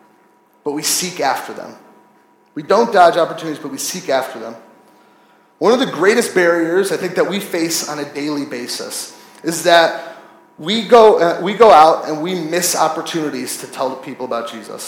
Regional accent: United States; I'm from America.

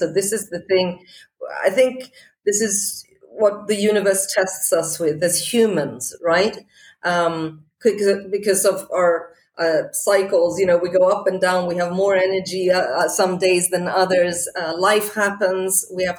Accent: Portugal; also born or lived in Scotland; You know, I grew up in Portugal. I'm Swedish. I went to school in Scotland.

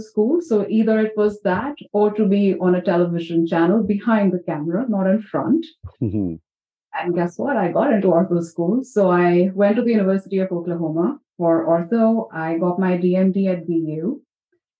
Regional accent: New Delhi, Delhi, India; moved away as an adult; I grew up in India, New Delhi

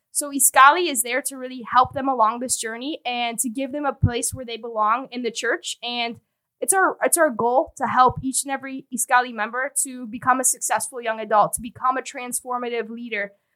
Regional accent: Chicago, Illinois, United States; I was born and raised here in Chicago

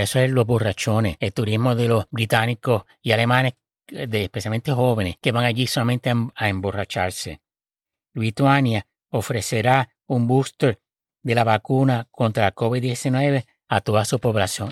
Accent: United States; mi país, los Estados Unidos

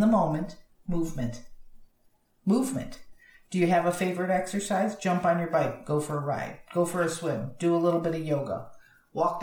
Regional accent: Florida, United States; You can tell I'm from Florida

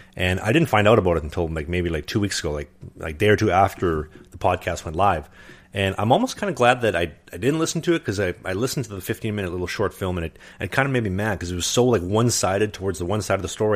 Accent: Winnipeg, Manitoba, Canada; I'm from Winnipeg

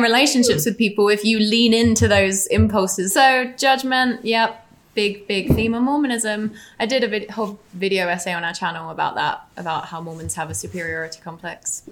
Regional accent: England, United Kingdom; It just was more, definitely more gender fluid growing up in England.

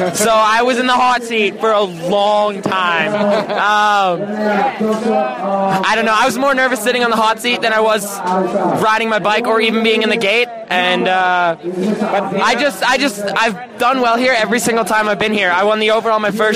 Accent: Canada; I'm Canadian

